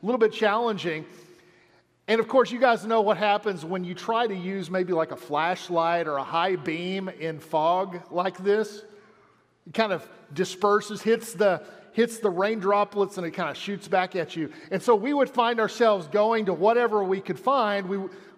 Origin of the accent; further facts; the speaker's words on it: Amarillo, Texas, United States; I grew up in Amarillo